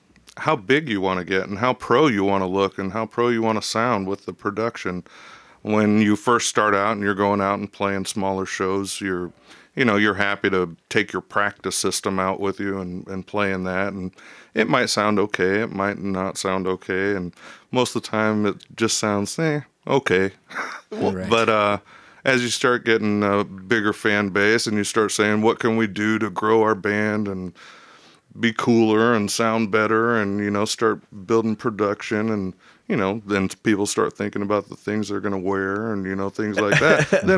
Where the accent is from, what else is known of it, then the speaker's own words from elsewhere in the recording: Indiana, United States; now in Cedar Rapids, United States; I came from Indiana, came here to Cedar Rapids to work, joined a band.